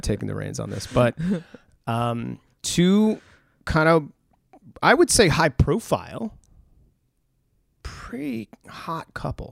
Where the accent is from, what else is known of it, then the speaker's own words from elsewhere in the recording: New England, United States; growing up in New England